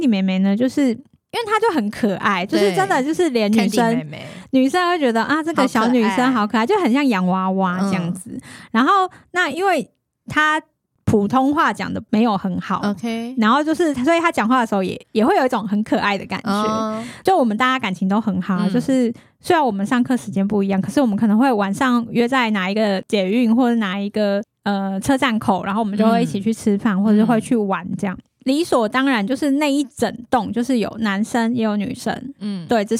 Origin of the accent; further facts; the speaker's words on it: Taiwan; 然后一个我是台湾人，